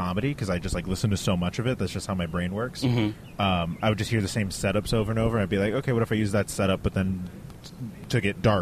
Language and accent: English; Brownsville, Texas, United States; moved away as an adult; also born or lived in Austin, Texas; now in New York City, United States; he blew up a rocket over my town